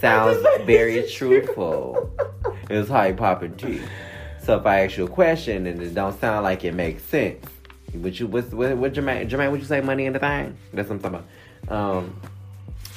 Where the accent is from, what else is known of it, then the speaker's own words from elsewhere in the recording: Detroit, Michigan, United States; also born or lived in Bronx, New York; now in Boston, United States; I grew up in Detroit